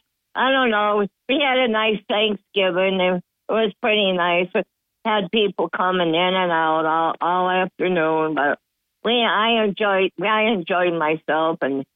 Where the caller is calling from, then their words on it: Dickinson, New York, United States; from the town of Dickinson.